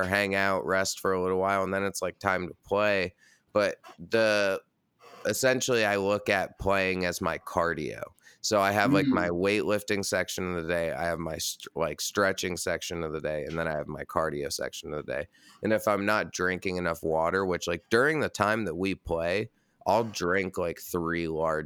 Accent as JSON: {"language": "English", "town": "Red Hook", "region": "New York", "country": "United States", "tie": "born or raised there", "also_born_or_lived": "Brooklyn, New York", "said": "I'm born and raised in New York, and now I live in Brooklyn"}